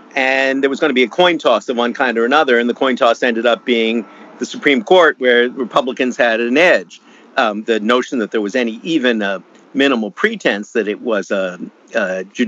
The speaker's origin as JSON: {"language": "English", "country": "Canada", "moved": "yes", "lives_now": "United States", "said": "my home country of Canada"}